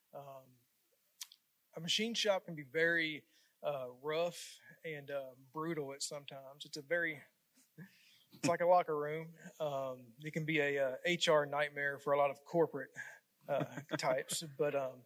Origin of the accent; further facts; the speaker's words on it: Memphis, Tennessee, United States; I'm from Memphis